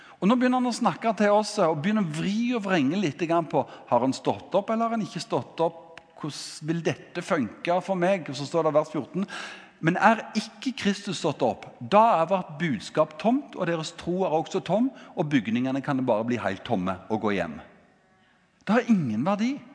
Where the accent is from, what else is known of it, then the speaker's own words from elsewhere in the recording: Ganddal, Rogaland, Norway; Jeg kommer fra Gandal